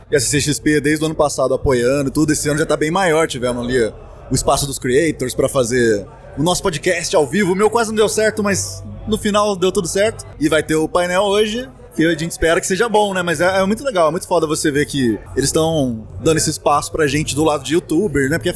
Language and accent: Portuguese; Lorena, São Paulo, Brazil; E eu sou aqui interior de São Paulo, sou de Lorena